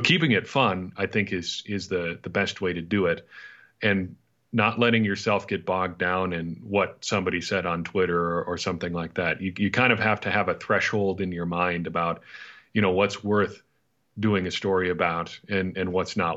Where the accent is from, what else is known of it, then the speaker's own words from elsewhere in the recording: a tiny little Dutch town, Midwest, United States; grew up in a tiny little Dutch town